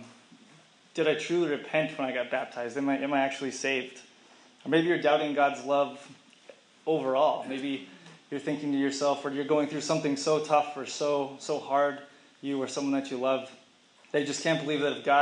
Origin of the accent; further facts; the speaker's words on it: Dallas, Texas, United States; moved away; also born or lived in Arkansas; my two best friends from growing up in Dallas, Texas